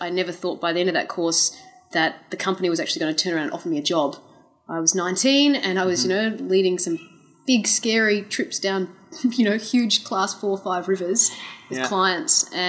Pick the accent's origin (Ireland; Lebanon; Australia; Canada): Australia; also born or lived in United States; I am Australian, but I was born in the US.